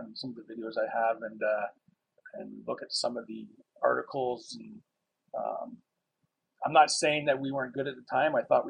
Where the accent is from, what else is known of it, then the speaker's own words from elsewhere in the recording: Essex, Ontario, Canada; also born or lived in Windsor, Ontario / Riverside, Windsor, Ontario; I was born in Windsor and raised in Riverside up to the age of 9, grade 4, moved to Essex. So I played like a couple years of hockey in Riverside and then moved out to Essex 76. Been here since.